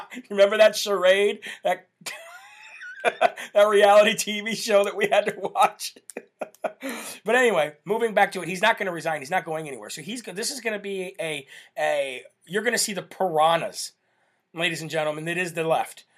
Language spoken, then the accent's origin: English; United States; We are Americans